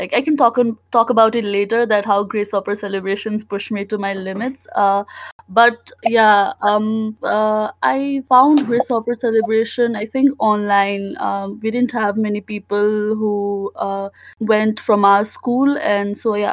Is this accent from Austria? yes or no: no; Nepal; moved away as an adult; now in Mississippi, United States; I came from Nepal to pursue my undergrad